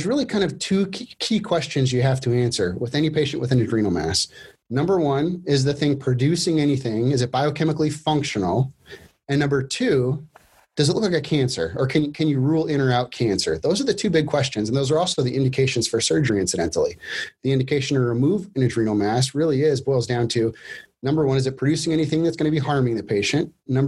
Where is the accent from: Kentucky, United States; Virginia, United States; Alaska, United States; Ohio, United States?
Alaska, United States; moved away as an adult; also born or lived in Minnesota / Boston; now in Rochester, Minnesota, United States; I grew up in Alaska, born and raised there, left Alaska to go to college